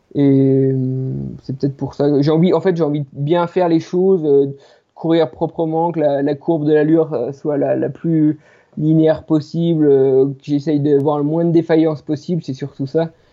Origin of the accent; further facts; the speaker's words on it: Les Plans d'Hotonnes, Auvergne-Rhône-Alpes, France; je suis natif des plans d'automne. Donc les plans d'automne, c'est, c'est une petite station de, ski euh, située au sud du massif du Jura